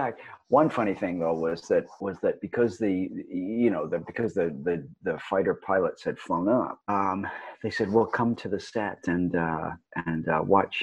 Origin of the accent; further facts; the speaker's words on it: Swansea, Wales, United Kingdom; moved away; I was born in Swansea. Swansea boy.